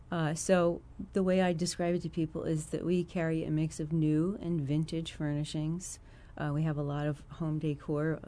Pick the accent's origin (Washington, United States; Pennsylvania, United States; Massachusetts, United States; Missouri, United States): Pennsylvania, United States; Chester County, Philadelphia area; moved away as an adult; now in Champaign, United States; I was born and raised in, uh, Chester County